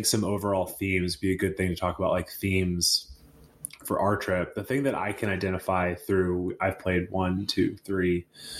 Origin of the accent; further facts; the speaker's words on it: the South, United States; now in California, United States; growing up in the South